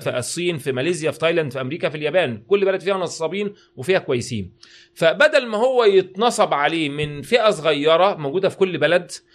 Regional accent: Egypt; واحنا عندنا في مصر

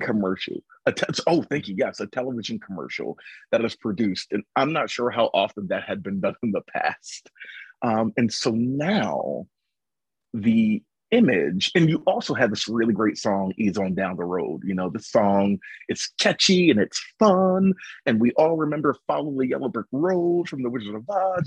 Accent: Philadelphia, Pennsylvania, United States; the area that I grew up in in South Philadelphia, because I grew up in a very nakedly urban inner city context

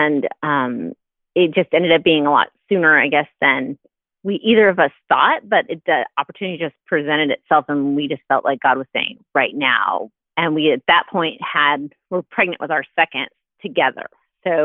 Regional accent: Texas, United States; moved away as an adult; now in Ohio, United States; We're in Ohio now. Originally, I'm from Texas.

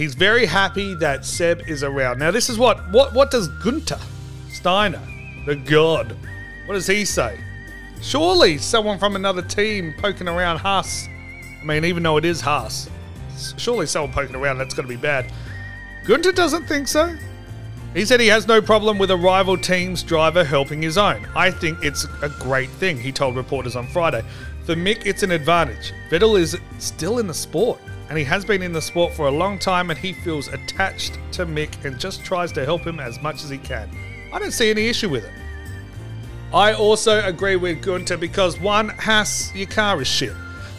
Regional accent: Australia; I'm a huge Mark Webber fan. All right, I'm Australian. We have to. It's the law.

